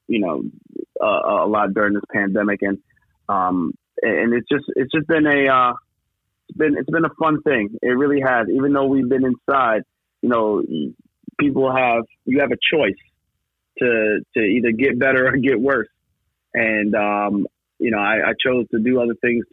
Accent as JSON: {"language": "English", "town": "Westbury", "region": "New York", "country": "United States", "tie": "born or raised there", "said": "So I grew up in Westbury, Westbury, Long Island, and that's where I grew up my entire life"}